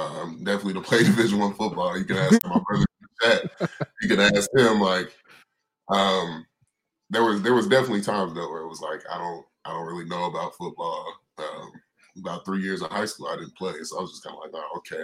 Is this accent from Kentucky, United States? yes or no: yes; Owensboro, Kentucky, United States; my hometown. Like I'm born and raised, stayed there until I was about four in Owensboro